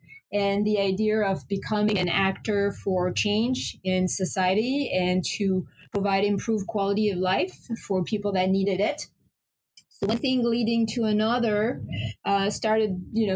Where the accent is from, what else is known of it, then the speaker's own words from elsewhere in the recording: France; moved away as an adult; also born or lived in Paris, France; now in Portland, United States; I'm originally from France and I live in Maine now for 18 years. Relocated from Paris, France to Portland, Maine.